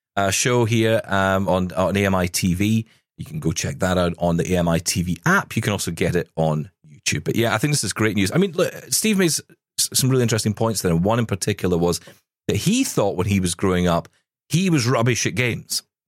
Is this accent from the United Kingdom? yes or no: yes; United Kingdom; Being British